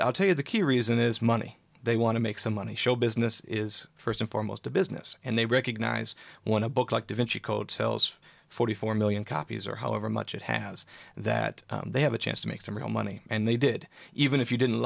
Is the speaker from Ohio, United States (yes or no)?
no; Okemos, Michigan, United States; moved away as an adult; now in Los Angeles, United States; I grew up just outside of MSU here at Okemos